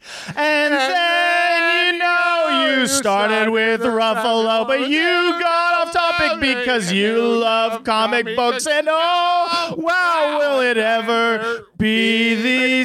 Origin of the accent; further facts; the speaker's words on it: Big Bear, California, United States; Big Bear, my hometown where I was living